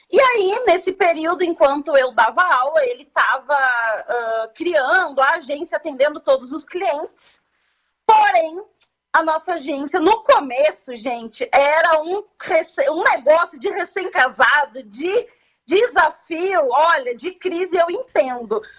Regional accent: Camaquã, Rio Grande do Sul, Brazil; eu sou de Camacuã nativa

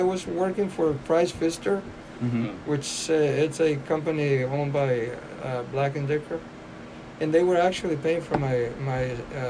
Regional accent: Topia, Durango, Mexico; I was born in Mexico, in Topia, Durango, Mexico.

